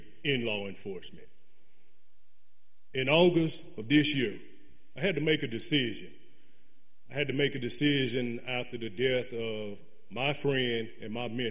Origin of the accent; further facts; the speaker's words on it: Jackson, Mississippi, United States; I am a lifelong citizen here of Jackson, Mississippi, in Hinds County. I grew up in the Presidential Hills community